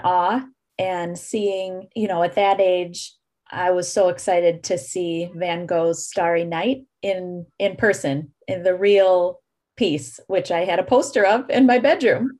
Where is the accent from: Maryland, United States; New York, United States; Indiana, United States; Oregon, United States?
New York, United States; Endicott; I grew up in a place called Endicott, New York, which is only about an hour away from Ithaca